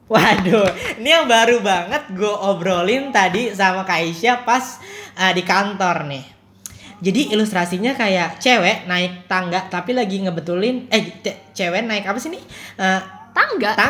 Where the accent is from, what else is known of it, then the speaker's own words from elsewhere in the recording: Indonesia; kita bu tidak bangga sebagai orang Indo bangga kita bangga